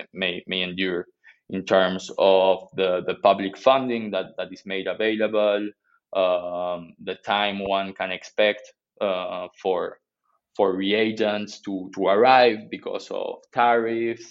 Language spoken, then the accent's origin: English; Argentina; I'm from Argentina